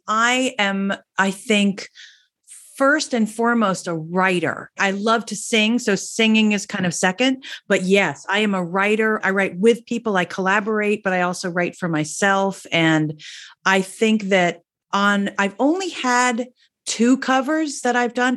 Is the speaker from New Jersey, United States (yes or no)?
yes; New Jersey, United States; I'm from New Jersey, I'm a Jersey girl, and I came from a family that we, we all used to sing